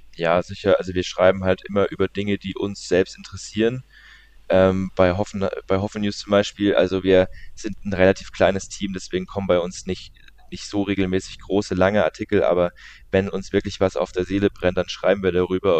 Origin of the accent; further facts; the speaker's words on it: Leimen, Baden-Württemberg, Germany; also born or lived in Walldorf; ich komme aus der Region, ich bin in der Nähe von, ich bin in Leimen tatsächlich geboren